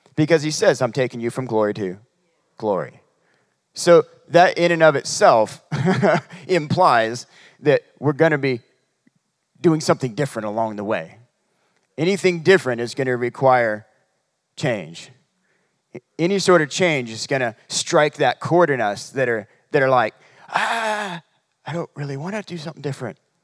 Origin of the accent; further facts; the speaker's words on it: Humboldt County, California, United States; moved away; we're from, uh, Humboldt County. It's near Reading, about three hours away